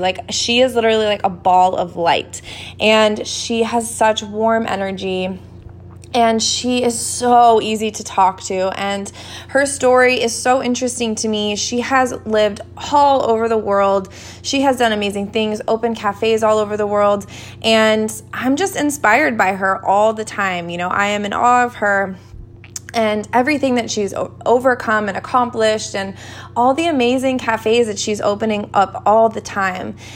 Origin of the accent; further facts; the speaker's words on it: Boulder, Colorado, United States; I grew up in Boulder, Colorado.